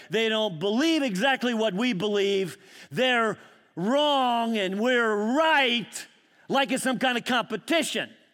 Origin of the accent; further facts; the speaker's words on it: Scotland, United Kingdom; moved away; I am a pesky Scot. I mean, no, really, I'm Scottish